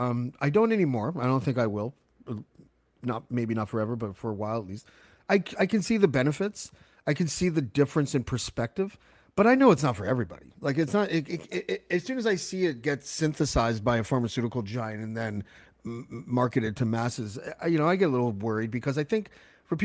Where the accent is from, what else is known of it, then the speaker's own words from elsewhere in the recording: Canada; I'm from Canada, my bilingual country